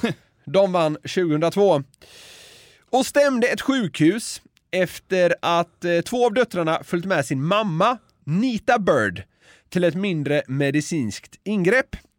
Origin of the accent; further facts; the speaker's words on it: Sweden; som svensk